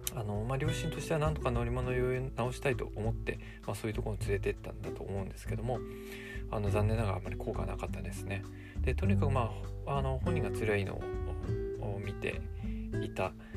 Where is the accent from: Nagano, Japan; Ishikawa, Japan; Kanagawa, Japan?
Kanagawa, Japan; もともとまあ神奈川の実家だったので